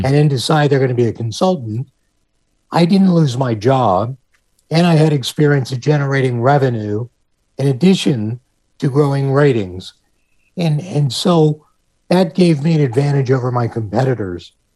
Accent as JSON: {"language": "English", "town": "Pittsburgh", "region": "Pennsylvania", "country": "United States", "tie": "born or raised there", "moved": "as an adult", "said": "Pittsburgh, um, which is my hometown"}